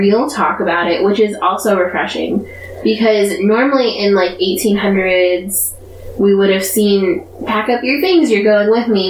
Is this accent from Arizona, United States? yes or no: yes; Arizona, United States; We're from Arizona.